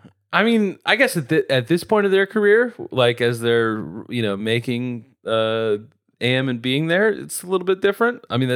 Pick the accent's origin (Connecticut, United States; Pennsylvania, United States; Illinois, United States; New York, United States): Illinois, United States; Chicago; And I would feel like, I'm from Chicago. I was born there.